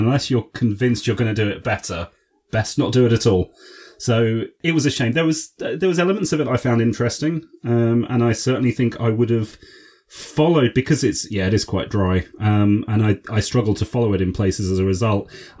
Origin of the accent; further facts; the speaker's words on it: United Kingdom; speaking as a Brit